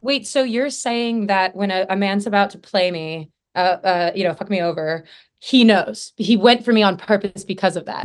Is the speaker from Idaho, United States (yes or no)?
yes; Idaho, United States; now in Los Angeles, United States; I'm from Idaho